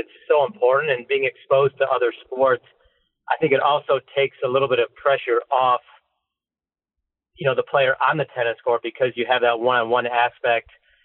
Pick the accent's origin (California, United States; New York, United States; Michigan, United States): Michigan, United States; growing up in Michigan